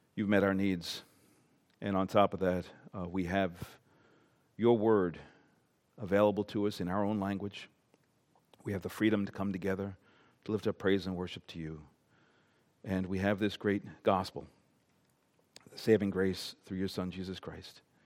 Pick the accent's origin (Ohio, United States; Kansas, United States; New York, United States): New York, United States; Long Island; now in Maine, United States; I'm not from Maine. I am not a New Englander. I grew up on Long Island, New York.